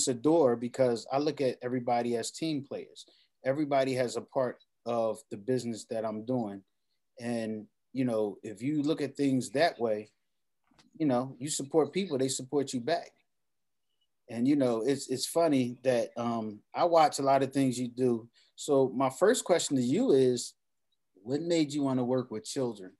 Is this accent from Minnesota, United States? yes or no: no; New York City, New York, United States; even as a young man myself growing up in Abbotsford Projects